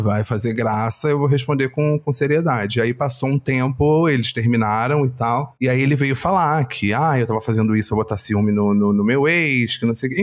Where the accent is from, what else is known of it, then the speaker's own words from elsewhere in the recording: Rio de Janeiro, Brazil; Minha mãe já nasceu no Rio, eu já nasci no Rio